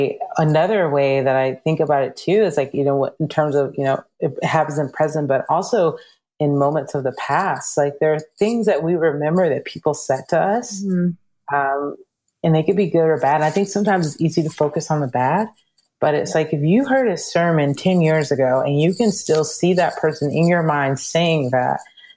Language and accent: English; Georgia, United States; we grew up in Georgia